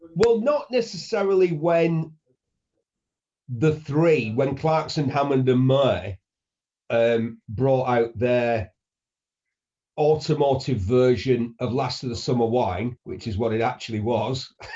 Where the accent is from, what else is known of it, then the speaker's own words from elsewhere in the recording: Bury, North West England, United Kingdom; I'm a grammar school boy from Bury. I grew up in a Coronation Street, two up, two downtown, two up, two down house